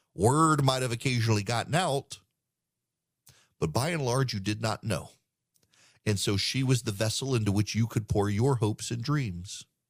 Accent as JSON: {"language": "English", "country": "United States", "said": "I'm an American"}